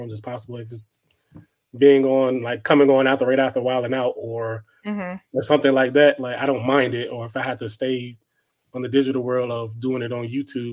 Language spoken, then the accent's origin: English; Northern Virginia, United States; moved away as an adult; now in Texas, United States; I'm from the 75. I'm from North of Virginia.